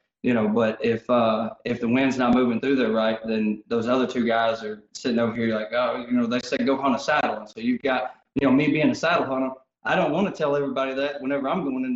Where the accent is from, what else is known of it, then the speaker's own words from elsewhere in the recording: Clarendon, Arkansas, United States; I grew up around Clarendon whenever I was young, so duck hunted and such